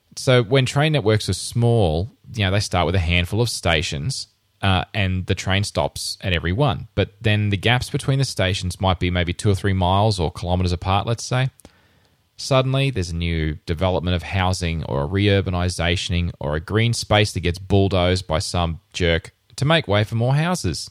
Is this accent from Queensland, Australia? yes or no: yes; Rockhampton, Queensland, Australia; moved away as an adult; in my hometown, I grew up in Rockhampton